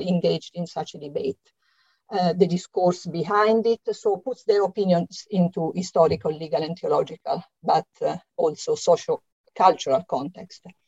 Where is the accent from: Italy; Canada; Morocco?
Italy; accent: Italian; English is a second language; now in London, United Kingdom; as you can hear from my slight accent, I'm Italian, and it is here that I lived uh, through the exciting 1970s